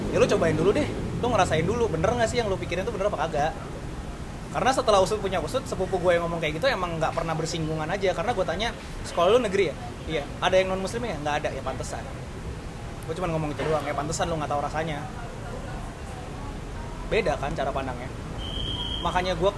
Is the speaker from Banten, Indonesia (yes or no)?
yes; Tangerang, Banten, Indonesia; born there; Surabaya tapi gue lahir di Tangerang keluarga gue banyak kan orang Surabaya